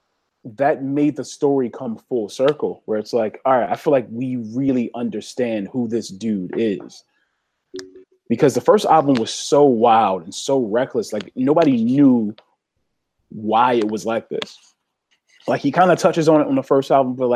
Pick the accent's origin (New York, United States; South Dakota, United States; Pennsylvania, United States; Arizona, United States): Pennsylvania, United States; Philadelphia; everybody I saw every day growing up in Southwest Philly.